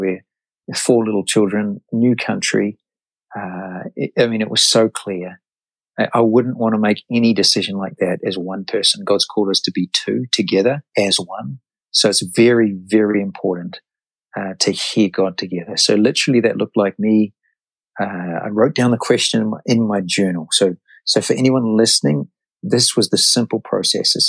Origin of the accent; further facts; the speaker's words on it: New Zealand; moved away as an adult; now in United States; I'm from New Zealand, and my wife and I, four children